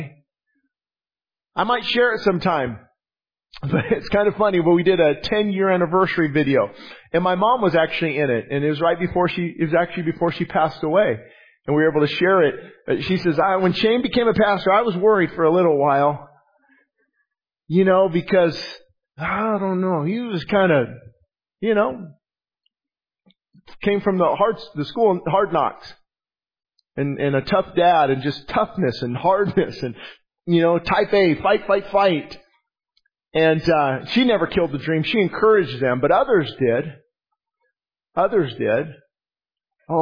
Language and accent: English; Quartz Hill, California, United States; born or raised there